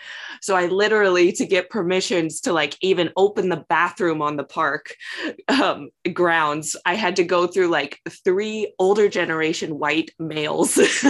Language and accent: English; the South, United States; accent: southern; my southern charm and my accent